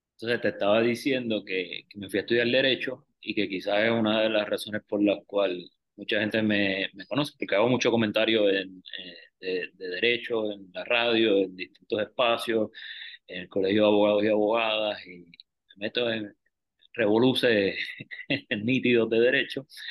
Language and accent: Spanish; San Juan, Puerto Rico; also born or lived in St. Thomas / Mayagüez; yo soy natural de Río Piedra, en Cupey